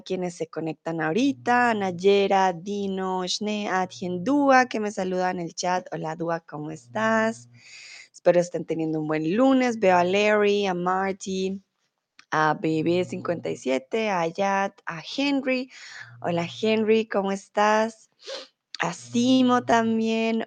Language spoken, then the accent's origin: Spanish; Colombia; now in Germany; yo soy de Colombia, comúnmente vivo en Alemania, pero ahora estoy en el bonito México.